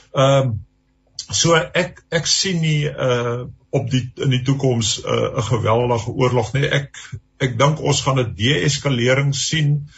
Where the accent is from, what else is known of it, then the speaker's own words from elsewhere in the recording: South Africa; ons as Suid-Afrikaners